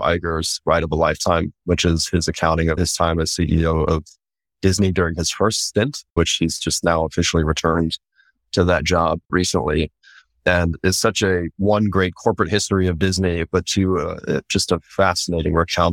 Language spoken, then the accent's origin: English; Central Germany, Germany; moved away; also born or lived in Japan; I was born in Japan and then grew up in Germany